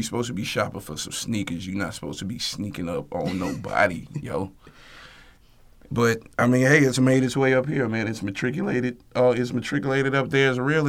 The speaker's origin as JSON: {"language": "English", "town": "Columbus", "country": "United States", "tie": "born or raised there", "said": "my hometown in Columbus."}